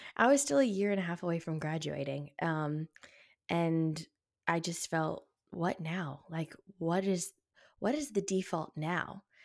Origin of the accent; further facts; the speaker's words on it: the South, United States; growing up in the South